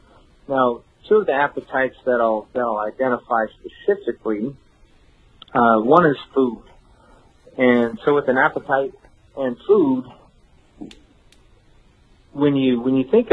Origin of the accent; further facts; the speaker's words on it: Las Vegas, Nevada, United States; moved away as an adult; now in New Braunfels, United States; I grew up in Las Vegas. I was born and raised in Las Vegas, Sin City.